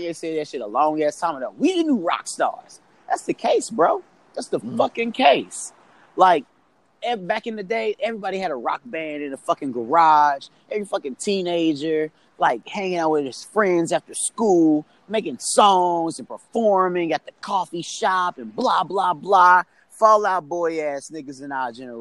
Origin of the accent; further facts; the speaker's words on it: St. Louis, Missouri, United States; moved away as an adult; nothing compares to my hometown, bro. Like, we are a beautiful fucking place and a worthy destination for so many people. And we have so many creative folks that literally leave St. Louis